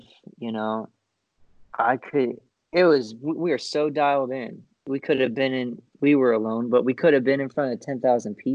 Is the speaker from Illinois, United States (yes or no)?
no; Florida, United States; I grew up in Florida.